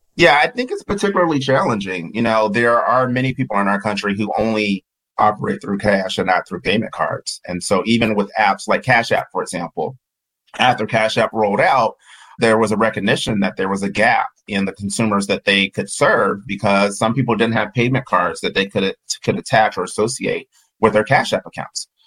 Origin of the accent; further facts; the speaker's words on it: Georgia, United States; I'm Southern and from Georgia